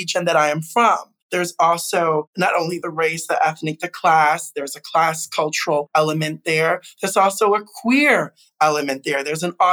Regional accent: Chicago, Illinois, United States; I am a U.S. citizen, born and raised in the Midwest, Chicago.

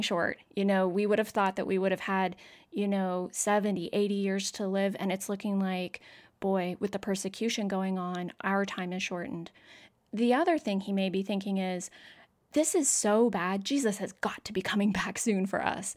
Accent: Canada; moved away; I'm from Canada originally.

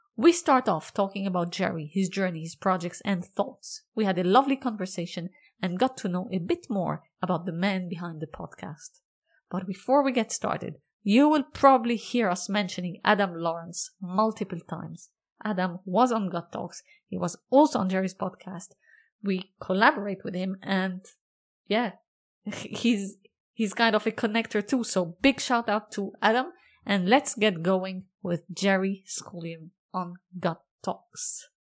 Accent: Lebanon; I'm, I'm from Lebanon

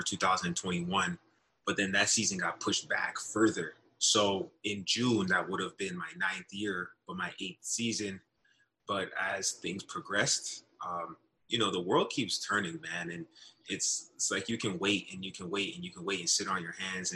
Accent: Brampton, Ontario, Canada; also born or lived in Northern Illinois; my hometown called Brampton

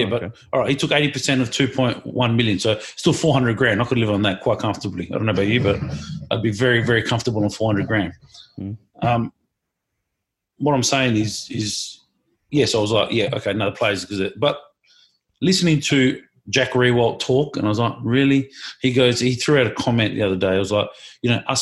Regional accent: Australia; me as an Australian citizen

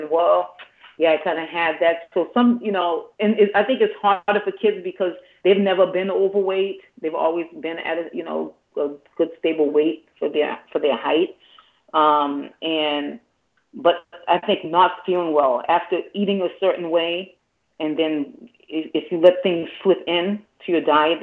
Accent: Boston, Massachusetts, United States; I actually started off in bilingual class, even though I was born in Boston, because my family, you know, just came from Haiti

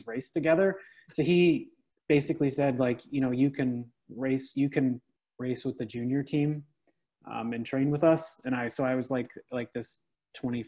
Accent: Alcona, Ontario, Canada; moved away as an adult; now in Ottawa, Canada; I'm actually from a little town called Alcona, which is like maybe 45 minutes north of Toronto, just south of Barrie.

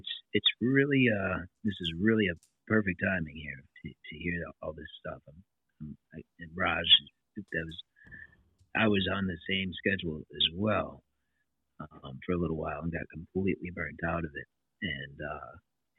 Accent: Kenosha, Wisconsin, United States; born and raised in Kenosha, Wisconsin here

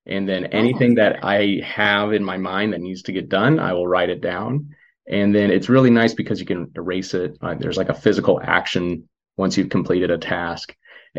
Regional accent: Missouri, United States; moved away as an adult; I'm from Missouri, spend most of my time there.

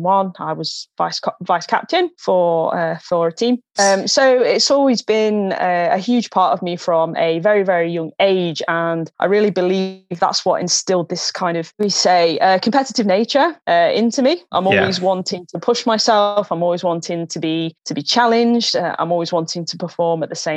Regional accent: Newark, East Midlands, United Kingdom; I first picked up a hockey stick down at my local club back in my hometown of Newark

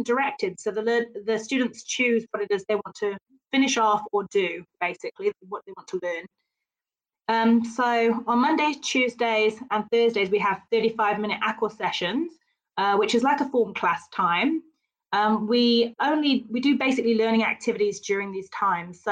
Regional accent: United Kingdom; now in New Zealand; being British, I don't have a huge amount of te reo in my background

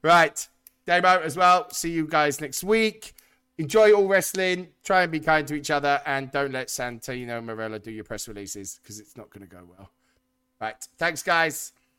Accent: United Kingdom; we're British

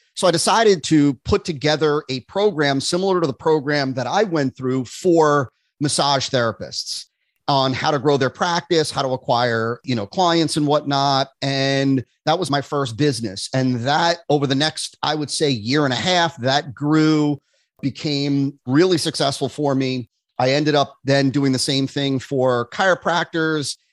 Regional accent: New Jersey, United States; moved away as an adult; now in West Palm Beach, United States; I grew up in New Jersey

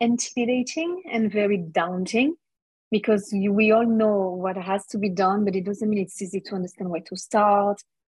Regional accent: France; moved away as an adult; now in Melbourne, Australia; I'm from France

